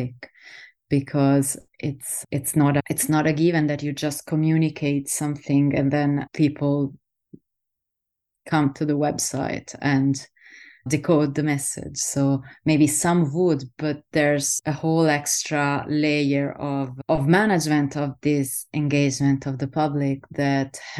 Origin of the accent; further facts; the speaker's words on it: Southern Italy, Italy; moved away; also born or lived in Netherlands; I'm an astrophysicist from Italy, from the south of Italy originally